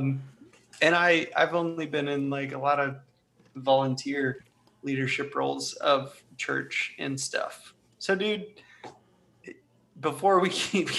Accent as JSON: {"language": "English", "region": "Ohio", "country": "United States", "said": "I'm from Ohio"}